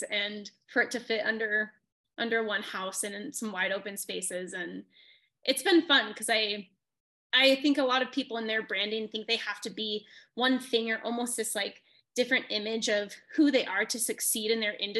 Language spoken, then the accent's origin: English; Wyoming, United States; also born or lived in Denver; I'm from Wyoming